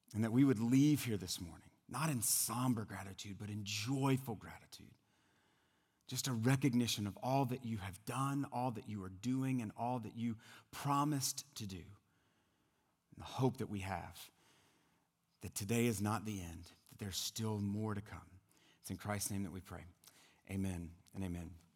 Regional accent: South Louisiana, United States; moved away; I'm originally from the South, from South Louisiana

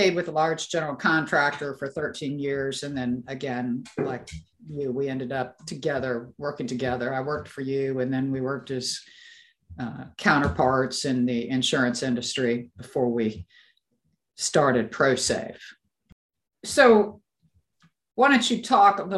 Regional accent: Pacific Northwest, United States; also born or lived in eastern Washington; I'm from the Pacific Northwest

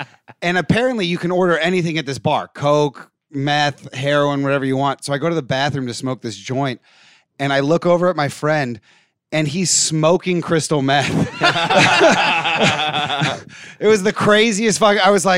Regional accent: San Diego, California, United States; I'm from San Diego, and I used to go down to TJ, Mexico, all the time.

